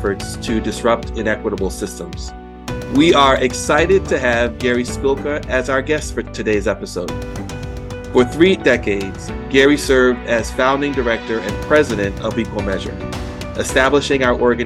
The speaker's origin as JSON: {"language": "English", "town": "Washington", "region": "District of Columbia", "country": "United States", "tie": "born or raised there", "also_born_or_lived": "Pittsburgh", "moved": "as an adult", "said": "growing up in Washington, D.C."}